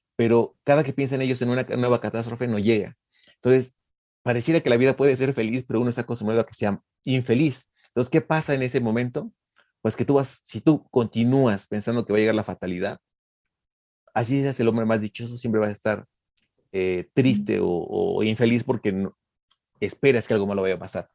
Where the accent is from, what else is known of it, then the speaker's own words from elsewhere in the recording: Mexico; also born or lived in Mexico City; como mexicano